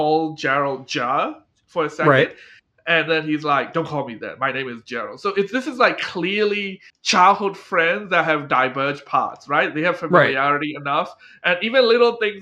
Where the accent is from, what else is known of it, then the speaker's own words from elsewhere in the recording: Australia; In Australia, Bogans, our name, our stereotype for rednecks